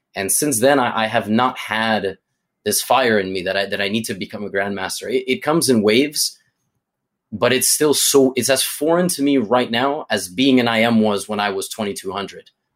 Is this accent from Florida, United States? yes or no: no; New York City, New York, United States; as a New Yorker